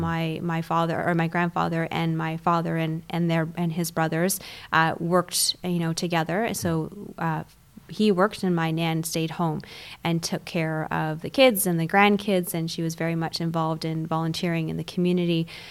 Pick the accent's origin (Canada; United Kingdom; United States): Canada; also born or lived in Toronto; So I am Canadian, I was born in a city called Toronto